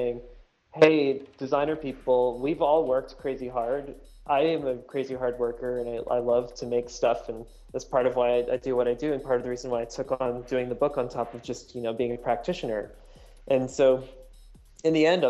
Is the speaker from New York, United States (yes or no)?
no; Northern Virginia, United States; moved away as an adult; also born or lived in Seattle; I grew up in Northern Virginia